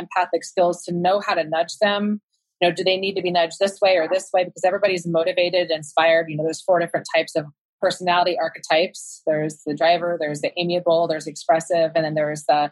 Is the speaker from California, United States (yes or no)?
yes; Sacramento, California, United States; I was from Sacramento, and so I was in the Bay Area all the time